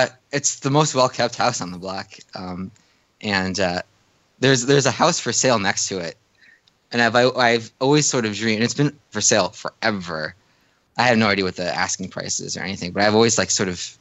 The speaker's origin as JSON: {"language": "English", "town": "Chicago", "region": "Illinois", "country": "United States", "moved": "yes", "said": "I'm from the Chicago area originally"}